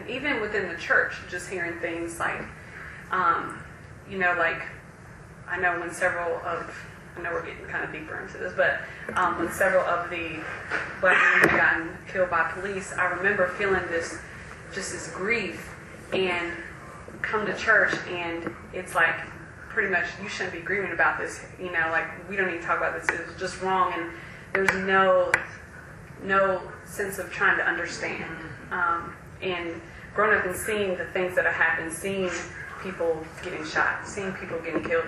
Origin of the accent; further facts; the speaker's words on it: Jacksonville, Florida, United States; moved away; also born or lived in South Carolina; when I grew up in Jacksonville, I grew up in a predominantly black neighborhood